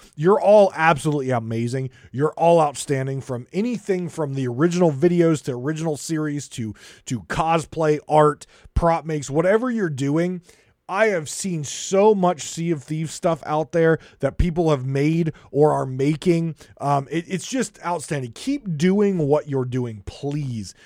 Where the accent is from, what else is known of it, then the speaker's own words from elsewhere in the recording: United States; I come from America